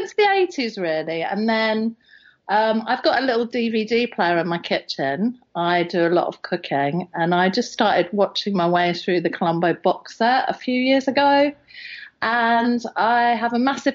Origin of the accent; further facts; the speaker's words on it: England, United Kingdom; I'm English